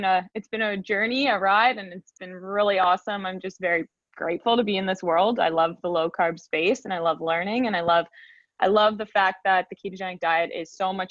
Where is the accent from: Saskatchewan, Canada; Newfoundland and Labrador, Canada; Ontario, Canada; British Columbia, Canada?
Ontario, Canada; just outside of Toronto; I'm from Canada. I'm just outside of Toronto